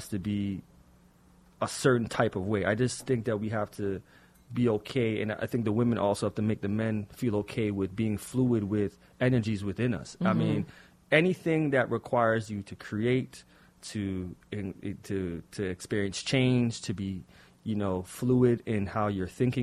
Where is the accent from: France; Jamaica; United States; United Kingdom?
Jamaica; being Jamaican, parents mm-hmm. being Jamaican as well